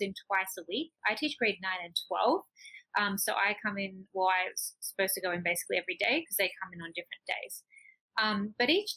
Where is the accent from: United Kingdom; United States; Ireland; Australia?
Australia; moved away as an adult; also born or lived in Taiwan; now in Cali, Colombia; I'm Australian